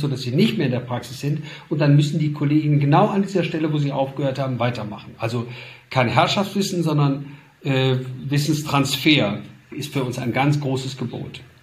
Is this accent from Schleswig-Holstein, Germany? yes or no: no; Duisburg, North Rhine-Westphalia, Germany; ich komme aus Duisburg, aus dem Ruhrgebiet